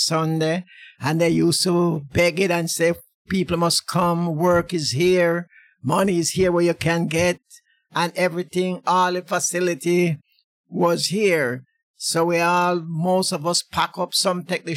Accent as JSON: {"language": "English", "area": "Woodland District", "region": "Saint Elizabeth", "country": "Jamaica", "tie": "born or raised there", "moved": "as an adult", "lives_now": "London, United Kingdom", "said": "I was born in Jamaica, St. Elizabeth, Woodland District"}